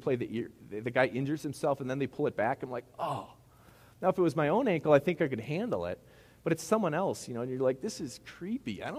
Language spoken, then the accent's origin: English; Midwest, United States; accent: Midwest; my Midwest accent